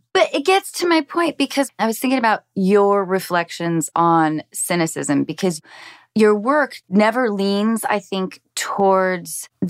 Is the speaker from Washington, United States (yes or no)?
yes; Seattle, Washington, United States; when I was a teenager growing up in Seattle